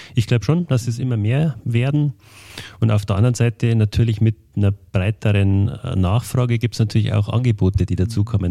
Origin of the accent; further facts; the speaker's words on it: Berchtesgadener Land, Bavaria, Germany; ich komme ja aus dem Berchtesgadener Land